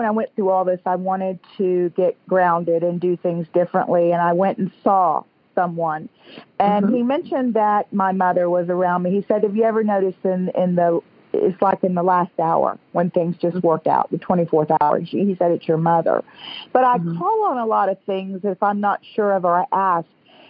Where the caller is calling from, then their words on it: St. Augustine, Florida, United States; I'm calling from St. Augustine, Florida.